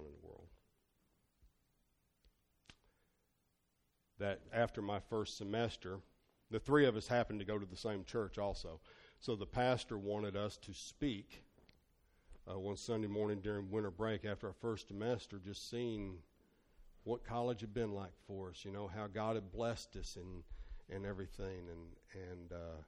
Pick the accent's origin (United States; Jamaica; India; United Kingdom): United States; Northern Kentucky; I'm from Northern Kentucky, so Murray State University was 5.5 hours away